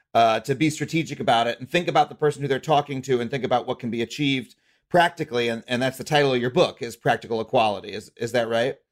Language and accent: English; United States; as an American